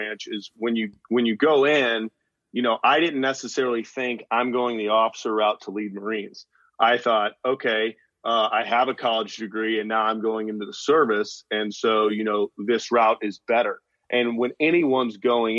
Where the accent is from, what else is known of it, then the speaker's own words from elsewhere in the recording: Beaufort, South Carolina, United States; I grew up in Beaufort, South Carolina, home of Parris Island